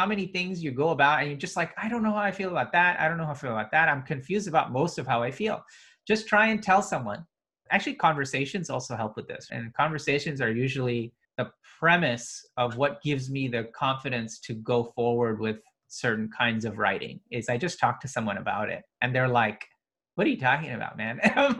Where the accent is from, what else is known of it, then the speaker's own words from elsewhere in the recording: India; also born or lived in Middle East; Then I was in the Middle East, but I was Indian. So even though I'm Muslim there, I'm also Indian, so I'm a minority there.